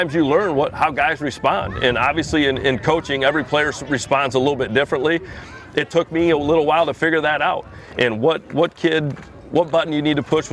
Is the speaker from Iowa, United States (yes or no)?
yes; Iowa, United States; born and raised in Iowa, great place to live.